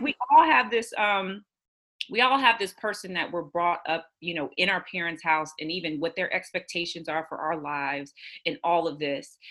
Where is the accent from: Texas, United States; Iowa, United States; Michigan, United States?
Texas, United States; Houston; I'm from Houston. I grew up in Houston and I live here now.